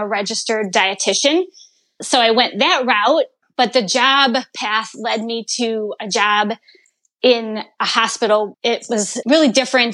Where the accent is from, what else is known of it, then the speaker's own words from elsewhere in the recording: Chicago suburbs, Illinois, United States; also born or lived in Ohio / Indiana; Grew up really in the Chicago suburbs